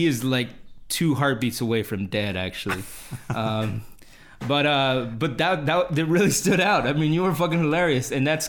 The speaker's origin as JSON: {"language": "English", "region": "Texas", "country": "United States", "said": "No, I'm not from Houston, but whatever. Okay, in my home state."}